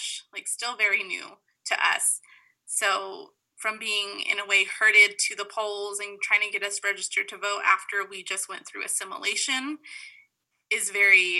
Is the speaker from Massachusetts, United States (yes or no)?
no; Window Rock, Arizona, United States; I'm originally from the Navajo Nation, so around Windorock area.